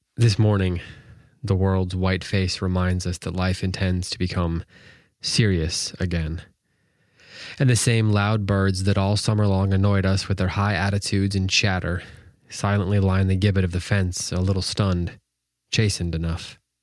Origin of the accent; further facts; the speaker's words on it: Wisconsin, United States; now in North Carolina, United States; I'm from Wisconsin